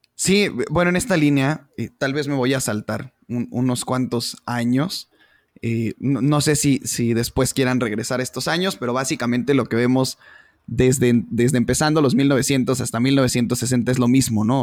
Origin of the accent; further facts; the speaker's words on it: Mexico; somos los mexicanos